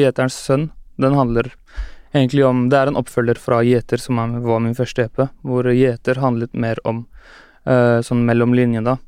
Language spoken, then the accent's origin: Norwegian; Oslo, Norway; Jeg er fra Skullerud